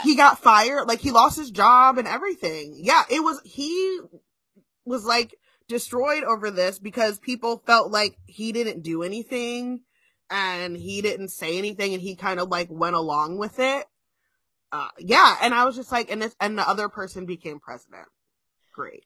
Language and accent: English; New Jersey, United States; well, in Jersey